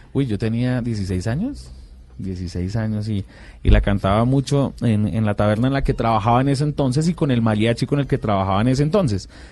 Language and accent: Spanish; Bucaramanga, Santander, Colombia; De Bucaramanga. Todos somos de Bucaramanga.